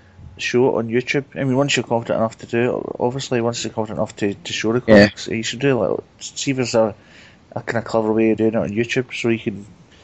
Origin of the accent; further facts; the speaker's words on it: Blantyre, Scotland, United Kingdom; accent: Glasgow; I'm from Blantyre, which is just 9 miles out of Glasgow. Outside Glasgow.